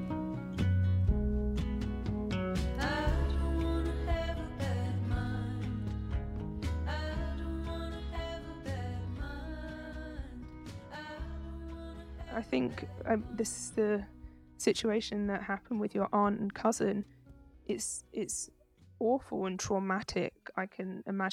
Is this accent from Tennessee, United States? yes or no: yes; Tennessee, United States; I grew up in the South, I grew up in Tennessee